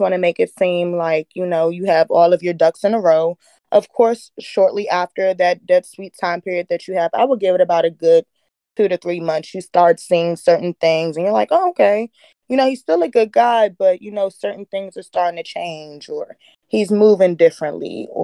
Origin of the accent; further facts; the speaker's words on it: Washington, District of Columbia, United States; I'm from the D.C. area.